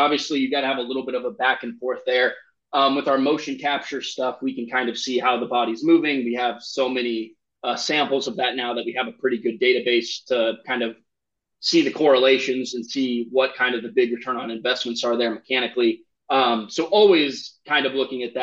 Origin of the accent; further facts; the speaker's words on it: Nebraska, United States; I grew up in Nebraska